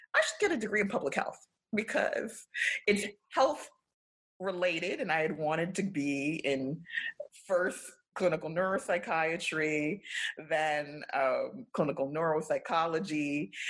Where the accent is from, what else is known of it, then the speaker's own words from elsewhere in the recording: New York City, New York, United States; I grew up in South Mid, which was the neighborhood adjacent to East Flatbush.